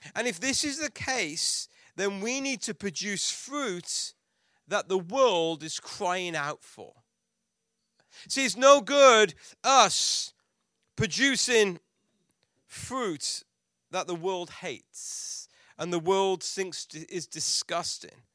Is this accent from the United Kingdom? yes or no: yes; England, United Kingdom; moved away; we're from England